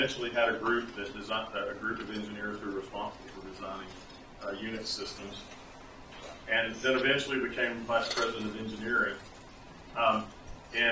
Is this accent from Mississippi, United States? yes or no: yes; Columbus, Mississippi, United States; I grew up in Columbus, Mississippi, just down the road